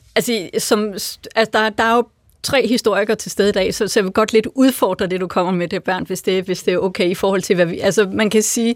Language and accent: Danish; Lolland, Zealand, Denmark; moved away; Jeg voksede op på Lolland